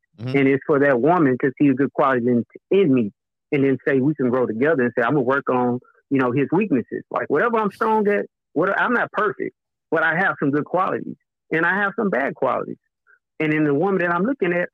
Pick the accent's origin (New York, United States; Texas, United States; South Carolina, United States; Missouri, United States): Texas, United States; Beaumont; I'm from Beaumont.